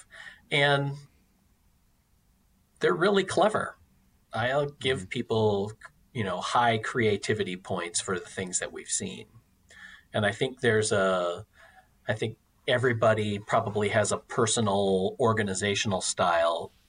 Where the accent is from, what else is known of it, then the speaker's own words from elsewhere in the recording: Wisconsin, United States; I come from Wisconsin